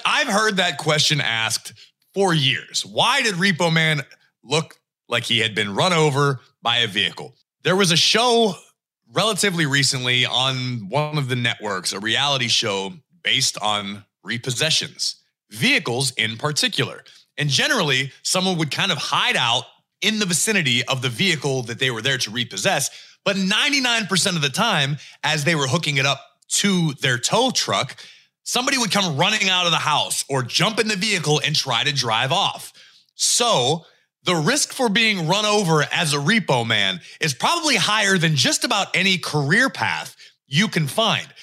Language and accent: English; Pittsburgh, Pennsylvania, United States; Growing up in Pittsburgh